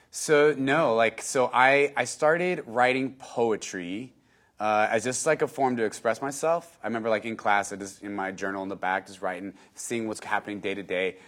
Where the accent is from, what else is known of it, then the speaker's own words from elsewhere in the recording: San Antonio, Texas, United States; born and raised in San Antonio, Texas.